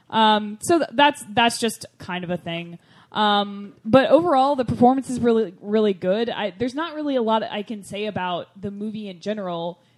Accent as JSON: {"language": "English", "region": "Michigan", "country": "United States", "said": "Welcome. I'm from Michigan."}